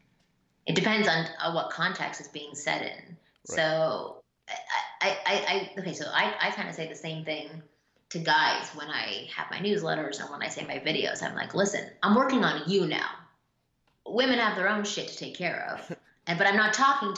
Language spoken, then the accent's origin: English; Canada; I'm Canadian